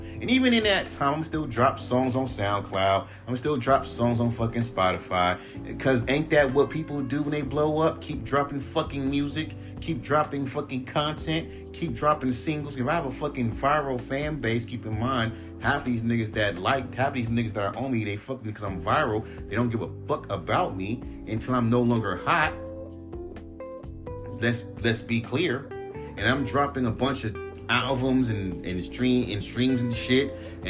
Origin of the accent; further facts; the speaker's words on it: West Coast, United States; Oh, I'm from the West Coast. I live in Inglewood.